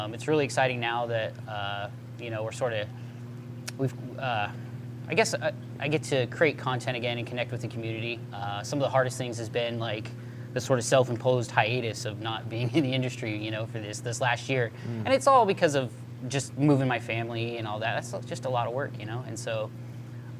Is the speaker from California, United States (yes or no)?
yes; Southern California, United States; I grew up in Southern California, so I had the ocean there